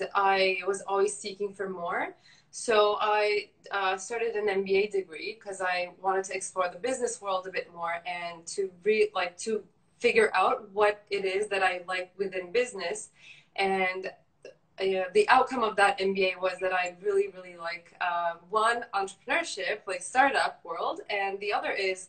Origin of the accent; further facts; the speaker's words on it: Turkey; moved away as an adult; also born or lived in Canada; I'm from Turkey. I lived there for 18 years, then moved to Canada for university.